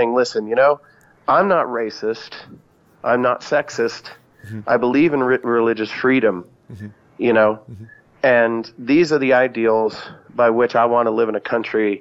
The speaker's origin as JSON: {"language": "English", "country": "United States", "said": "I'm an American"}